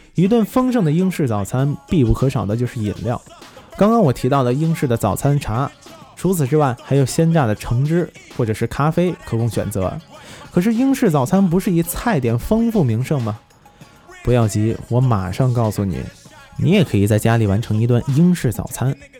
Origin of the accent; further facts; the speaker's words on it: China; 我们中国人